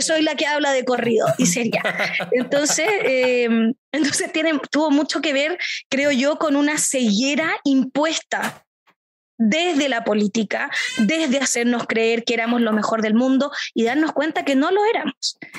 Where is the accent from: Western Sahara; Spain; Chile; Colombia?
Chile; Temuco, Araucanía; soy de Temuco, del sur de Chile